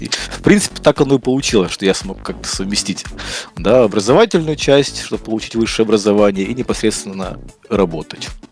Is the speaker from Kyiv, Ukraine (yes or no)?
yes; Kyiv, Ukraine; also born or lived in Brovary, Ukraine; Я родился под Киевом, но в школу, но как но родители переехали где-то в школьном возрасте, когда я да, был, переехали в Киев.